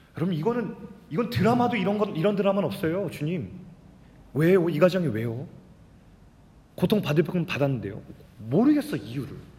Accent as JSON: {"language": "Korean", "country": "South Korea", "tie": "born or raised there", "said": "아버지가 시골교회 목사였기 때문에 어린 시절부터 계속 시골에서만 자랐어요"}